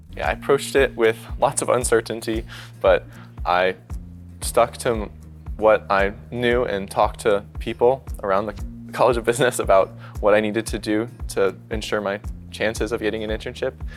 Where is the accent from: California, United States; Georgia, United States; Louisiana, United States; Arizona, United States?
Arizona, United States; Tucson; moved away as an adult; now in Lincoln, United States; actuarial science major from Tucson, Arizona